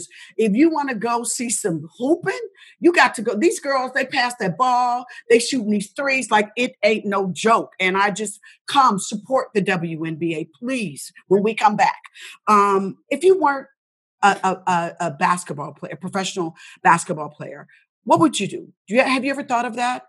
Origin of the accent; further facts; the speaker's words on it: Indianapolis, Indiana, United States; I'm from Indianapolis, Indiana, so I'm a Hoosier.